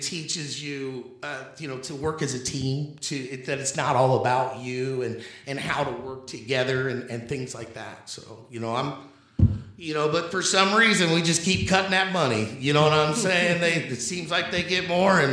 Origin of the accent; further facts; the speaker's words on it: Indianapolis, Indiana, United States; growing up in Indianapolis